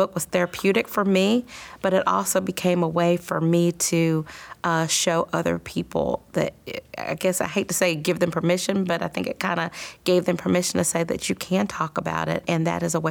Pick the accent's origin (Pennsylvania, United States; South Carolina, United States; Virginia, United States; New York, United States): South Carolina, United States; Columbia; growing up in Columbia was awesome.